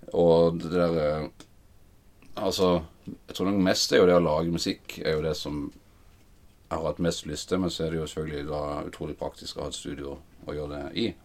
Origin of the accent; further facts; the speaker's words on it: Flekkefjord, Agder, Norway; now in Oslo, Norway; kom jeg fra Flekkefjord. Begynte eh, å spille eh, trommer i TenSing-koret The Messengers. Ungdomshallen i Flekkefjord